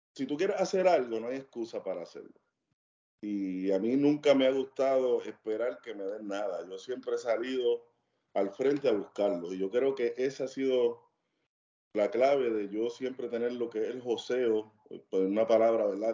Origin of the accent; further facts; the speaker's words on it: Cagua, Aragua, Venezuela; moved away; la mayoría de las personas con las que yo me crié, especialmente en Cagua